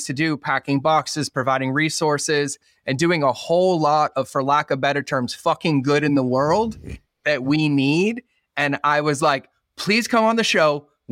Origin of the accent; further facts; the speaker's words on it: Boston, Massachusetts, United States; moved away; growing up in Boston